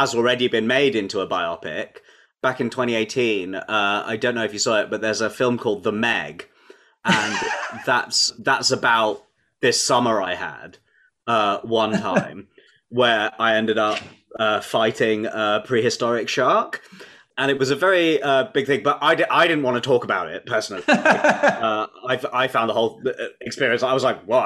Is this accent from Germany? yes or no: no; London, United Kingdom; I'm a Londoner born and bred. I've been here the whole time